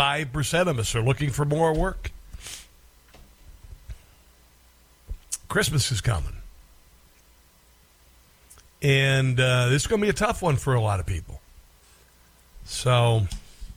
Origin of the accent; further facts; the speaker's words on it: Tornado Alley, United States; I'm from Tornado Alley